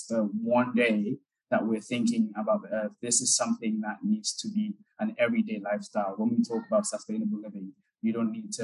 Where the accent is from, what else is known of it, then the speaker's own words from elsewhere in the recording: Accra, Greater Accra, Ghana; moved away as an adult; also born or lived in Germany; My biological parents are from Ghana, so I was born and raised in Ghana. But at the age of 9, they raised me. So from age 9, I was living with her in Accra.